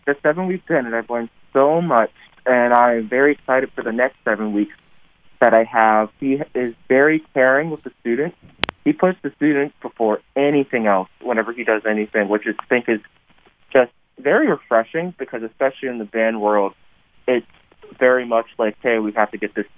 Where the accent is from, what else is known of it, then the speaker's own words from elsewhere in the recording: Maryland, United States; I'm from Maryland